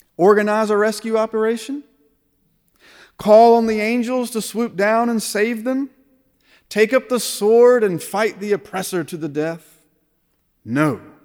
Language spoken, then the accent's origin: English; United States; As American Christians